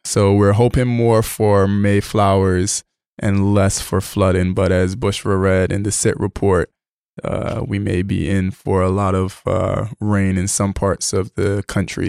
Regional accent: Barbados; moved away; I grew up in Barbados, and I remember when it rained, my grandmother would put a bucket outside

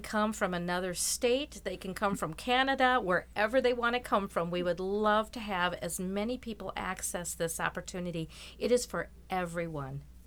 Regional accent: Rochester, Minnesota, United States; I'm from Rochester, born and raised

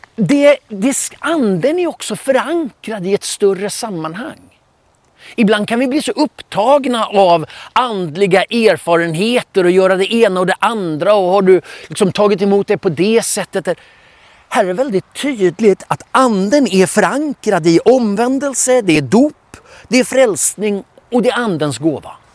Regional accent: Stockholm, Stockholm County, Sweden; Jag är uppvuxen i Filadelfiakyrkan i Stockholm

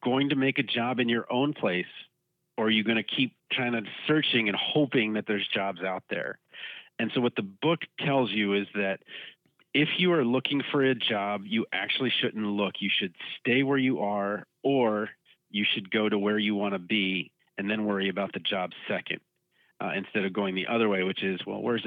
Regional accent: Maryland, United States; moved away as an adult; also born or lived in Baltimore, Maryland; now in Iowa, United States; Maryland, my home state

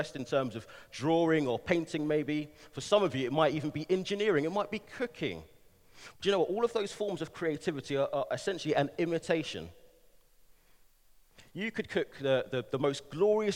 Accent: London, United Kingdom; moved away as an adult; also born or lived in Manchester; now in Bristol, United Kingdom; I'm a Londoner, born and raised, spent a number of years in Manchester, moved back to London for a few years, and now in the glorious city of Bristol

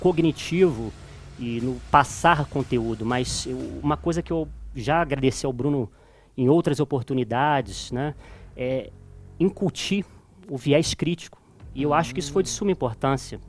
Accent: Petrópolis, Rio de Janeiro, Brazil; moved away as an adult; also born or lived in Juiz de Fora; now in Belo Horizonte, Brazil; sou natural de Petrópolis, estado do Rio de Janeiro. E moro aqui em Belo Horizonte desde 2016

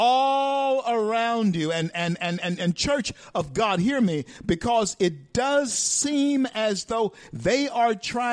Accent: Shreveport, Louisiana, United States; growing up in Shreveport, Louisiana in the 60s.

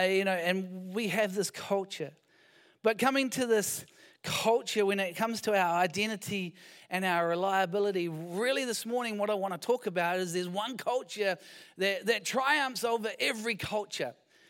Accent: New Zealand; I'm just a Kiwi. A European Kiwi.

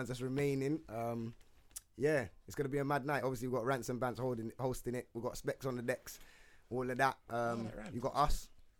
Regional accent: London, United Kingdom; Obviously, most of us from North London.

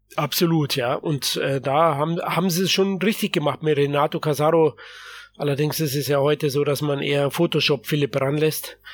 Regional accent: Germany; bei uns in Deutschland

